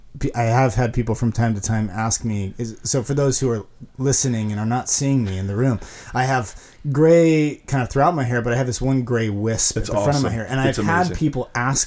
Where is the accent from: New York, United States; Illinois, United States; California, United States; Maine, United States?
California, United States; Mission Viejo; moved away as an adult; now in San Marcos, United States; My family moved down there about 8 months ago. I was commuting for a while, but born and raised in Orange County. So just a little bit further up the freeway near Capo Beach, grew up in Mission Viejo.